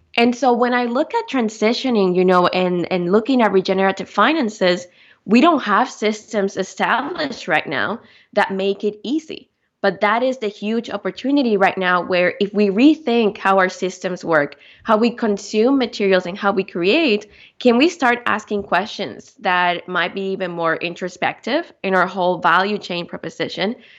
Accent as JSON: {"language": "English", "country": "Dominican Republic", "tie": "born or raised there", "also_born_or_lived": "Victoria, Canada", "moved": "as an adult", "said": "being born and raised in the Dominican Republic, I grew up, uh, mostly outdoors"}